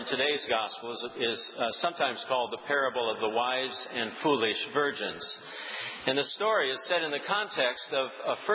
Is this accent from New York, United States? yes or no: no; South Dakota, United States; now in New England, United States; I grew up in South Dakota